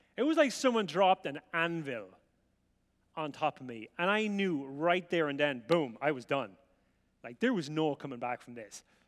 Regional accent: County Offaly, Ireland; moved away; I grew up in rural Ireland in a place called County Offaly, which is in the Republic, and it's right in the middle.

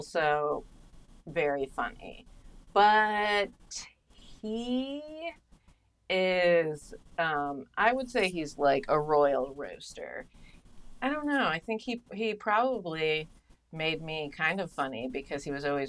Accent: rural Colorado, United States; moved away; I grew up in a small coal mining town in rural Colorado

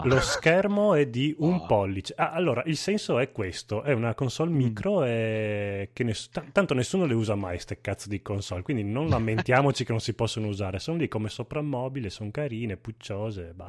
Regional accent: northern Italy, Italy; al nord diciamo Marina

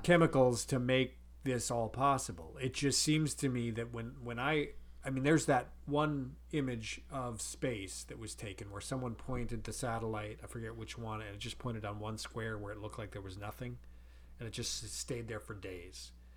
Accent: North Dakota, United States; growing up in North Dakota

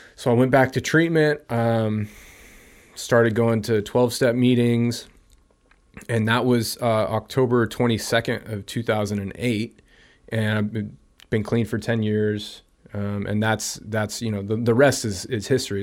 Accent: Pleasanton, California, United States; I grew up in Pleasanton

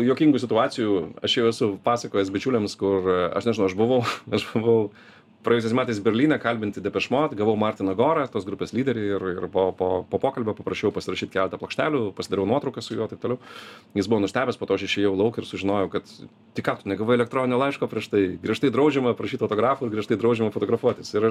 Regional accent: Lithuania; aš iš Lietuvos

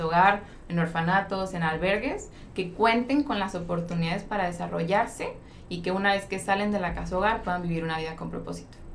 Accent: Mexico; also born or lived in Santa Cruz, California; como mexicanos

